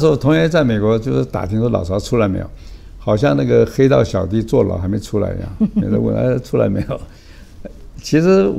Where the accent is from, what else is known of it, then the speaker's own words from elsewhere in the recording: Beijing, China; born there; 我爸妈没有经过我的同意，把我生在北京嘛